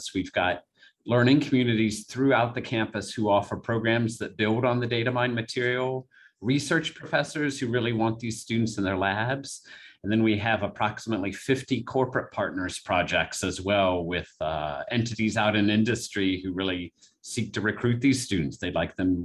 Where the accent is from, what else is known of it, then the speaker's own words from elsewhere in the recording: Southwestern Ohio, United States; moved away as an adult; now in Lafayette, United States; I'm from Southwestern Ohio originally.